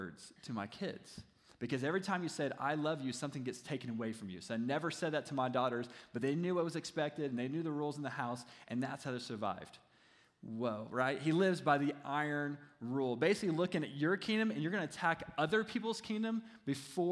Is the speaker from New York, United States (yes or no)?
no; Kentucky, United States; He was actually my senior pastor when I was growing up in Kentucky just a few years ago